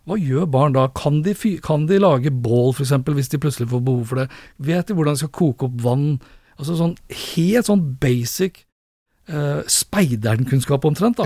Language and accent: Norwegian; Sandefjord, Vestfold, Norway; moved away; jeg er fra Sandefjord, eh, har familien